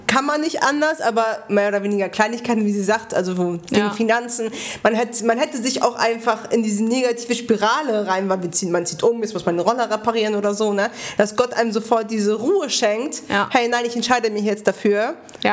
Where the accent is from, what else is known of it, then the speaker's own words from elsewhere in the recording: Bremen, Germany; wir sind Bremer. Also ich ja schon immer.